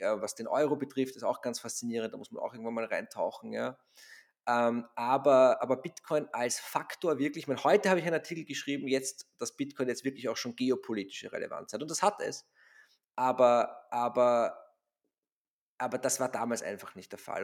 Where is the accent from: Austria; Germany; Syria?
Austria